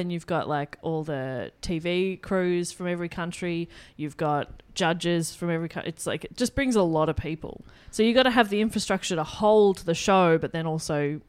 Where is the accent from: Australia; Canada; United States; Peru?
Australia; if anything, I, as an Australian, hate Australia.